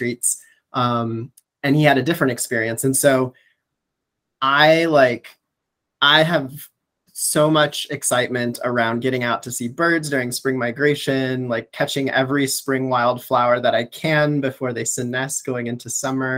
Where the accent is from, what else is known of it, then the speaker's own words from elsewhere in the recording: Chicago, Illinois, United States; I'm a Chicagoan at heart. And so I grew up playing in the parks in the city and going to the lakefront